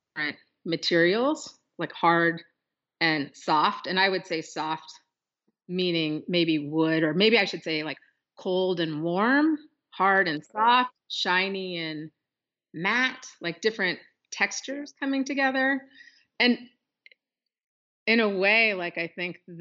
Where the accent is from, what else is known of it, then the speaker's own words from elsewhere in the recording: Pacific Northwest, United States; growing up in the Pacific Northwest and being indigenous person in this urban environment